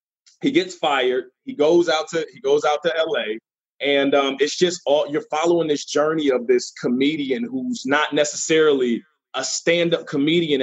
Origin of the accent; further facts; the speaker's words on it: Norfolk, Virginia, United States; the Norfolk Scope, and to be able to rock the crowd, my hometown crowd